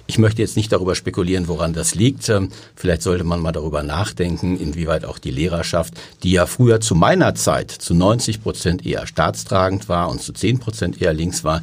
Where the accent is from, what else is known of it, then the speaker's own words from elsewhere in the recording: Dortmund, North Rhine-Westphalia, Germany; ich komme aus Dortmund.